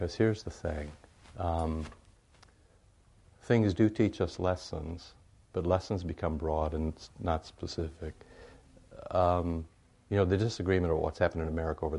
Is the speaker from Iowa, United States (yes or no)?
yes; Iowa, United States; I grew up in Iowa, more pigs than people